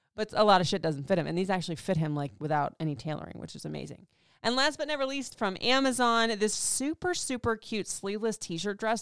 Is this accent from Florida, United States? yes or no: yes; Florida, United States; moved away; I grew up in Florida